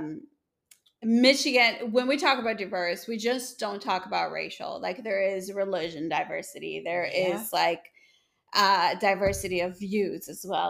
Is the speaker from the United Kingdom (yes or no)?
no; Dominican Republic; moved away as an adult; also born or lived in Tampa, Florida / Greenville, South Carolina; now in Detroit, United States; I grew up in Dominican Republic, born and raised there until I was 18.